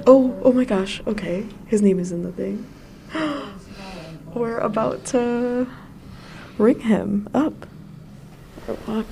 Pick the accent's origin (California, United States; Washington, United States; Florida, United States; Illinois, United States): Illinois, United States; suburbs of Chicago; moved away as an adult; also born or lived in Harlem, New York; now in New York, United States; my hometown in the suburbs of Chicago